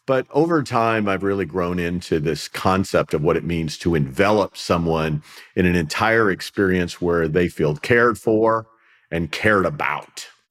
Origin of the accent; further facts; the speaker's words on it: Tampa, Florida, United States; I am from the Tampa, Florida area